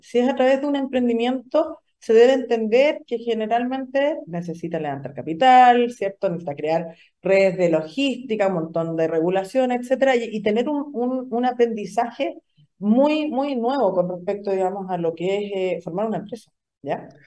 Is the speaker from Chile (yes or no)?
yes; Antofagasta, Chile; also born or lived in Pennsylvania; soy de Antofagasta